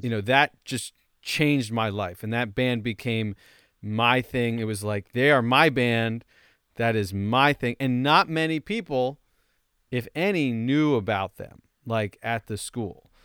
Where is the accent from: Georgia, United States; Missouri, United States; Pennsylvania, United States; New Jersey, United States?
New Jersey, United States; Roseland; moved away; I went to my hometown, uh, Roseland